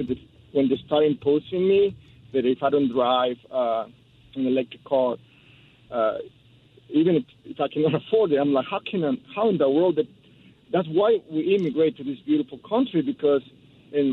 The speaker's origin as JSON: {"language": "English", "region": "Mexico City", "country": "Mexico", "tie": "born or raised there", "moved": "as an adult", "lives_now": "Hawthorne, United States", "said": "I grew up in Mexico City my whole life. I immigrated here when I was 27."}